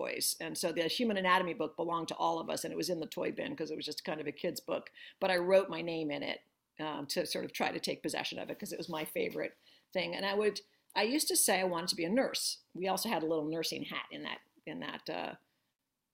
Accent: Northern New Jersey, United States; moved away as an adult; also born or lived in New York / Boston; now in Philadelphia, United States; So I'm a Jersey girl. I grew up in Northern Jersey.

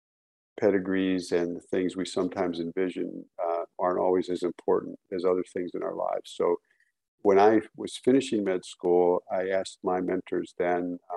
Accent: Cleveland, Ohio, United States; I grew up, most of my childhood was actually near Cleveland

